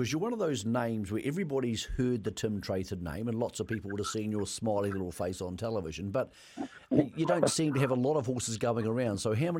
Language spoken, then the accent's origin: English; Greymouth, West Coast, New Zealand; moved away; But I'm actually a Southern man, so I know the South doesn't claim me anymore, but I'm from Greymouth, so that makes you your Southern man.